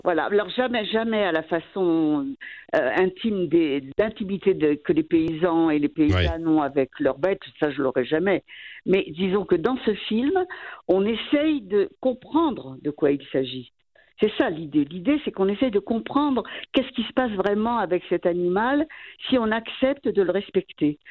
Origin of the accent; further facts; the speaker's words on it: France; moved away as an adult; now in Valais, Switzerland; on est français